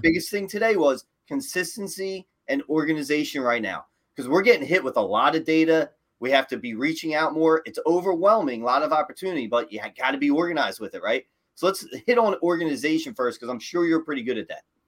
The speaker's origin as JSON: {"language": "English", "town": "Philadelphia", "region": "Pennsylvania", "country": "United States", "said": "you're from Philly"}